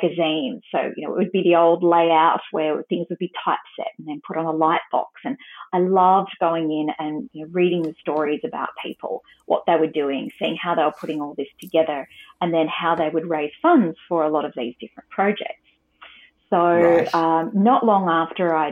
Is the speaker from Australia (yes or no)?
yes; Australia; as an Australian girl